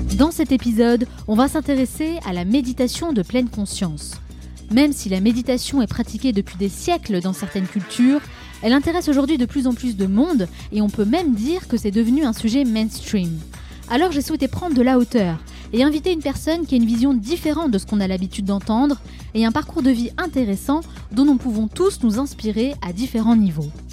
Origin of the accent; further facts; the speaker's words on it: France; en tant que Français